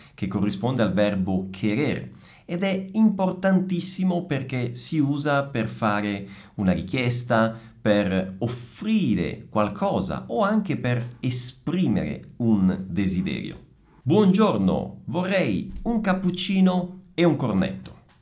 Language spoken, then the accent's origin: Italian; Italy; sono italiano